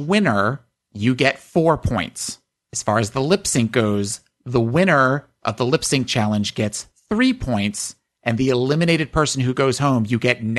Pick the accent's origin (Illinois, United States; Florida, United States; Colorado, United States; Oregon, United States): Illinois, United States; Chicago; Bitch, I'm from Chicago.